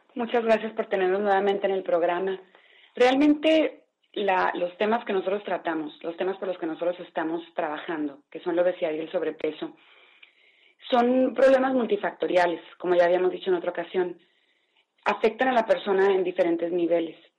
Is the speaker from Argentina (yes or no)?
no; Mexico; vivimos en uno de los países con más altos niveles de diabetes en el mundo